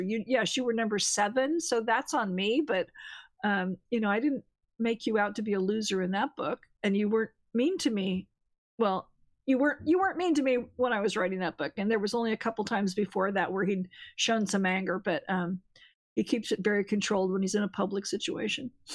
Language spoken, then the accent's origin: English; California, United States; moved away; I'm from California, so I still have my California area code